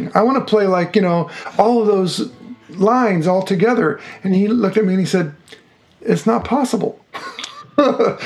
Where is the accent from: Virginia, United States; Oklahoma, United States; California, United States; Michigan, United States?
California, United States; Woodland; moved away as an adult; also born or lived in Los Angeles, California / Seattle, Washington; now in Tacoma, United States; I grew up in a little town called Woodland, which is an agricultural town near Sacramento